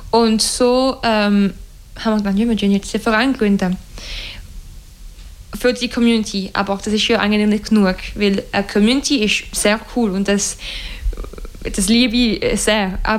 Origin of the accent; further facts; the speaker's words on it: Romandy, Switzerland; German is a second language; Also bis jetzt sind wir eher in der Weltschweiz, weil das ist also das hörst du auch von meinem Akzent, äh, meine Muttersprache und die Muttersprache von jedem äh, Mitglied in der Organisation bis jetzt.